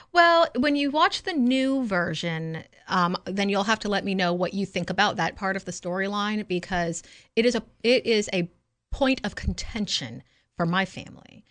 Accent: the South, United States; I was raised as a Southerner

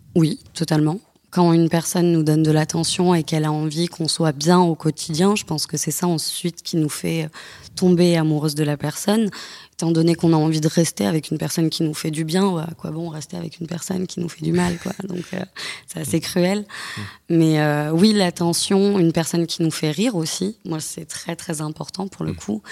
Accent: the South, France; Je ne viens pas de Paris, je viens du Sud.

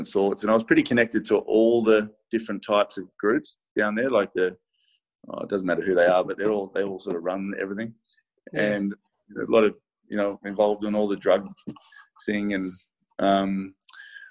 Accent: Sydney, New South Wales, Australia; I grew up in Maroubra, but then I moved into the city

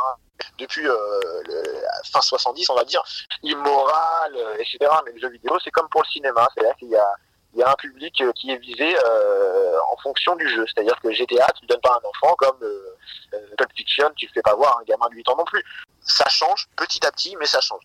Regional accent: Seine-Maritime, Normandy, France; la ville où j'ai grandi, en Seine-Maritime

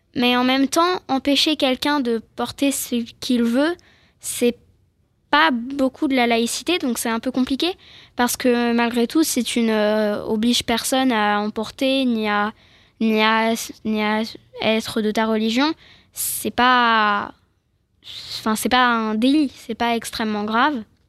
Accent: France; je suis française, je suis née ici

